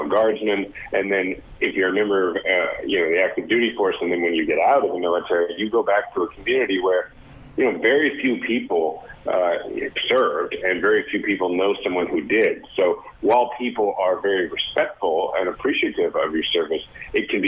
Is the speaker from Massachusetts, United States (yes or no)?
no; Kansas City, Missouri, United States; Kansas City, Missouri, my hometown.